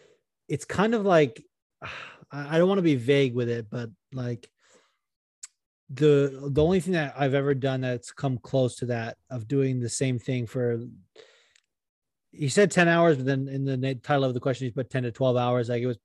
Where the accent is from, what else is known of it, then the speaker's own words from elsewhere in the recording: New York, United States; one of the judges literally wrote 10 out of 10, perfect accent, and I'm from New York.